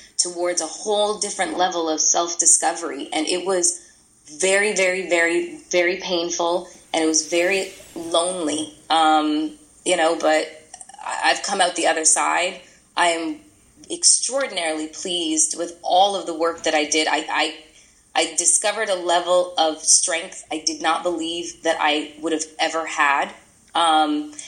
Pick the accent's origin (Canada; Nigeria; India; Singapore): Canada; Toronto, Ontario; moved away as an adult; also born or lived in New York; now in California, United States; We're both from Toronto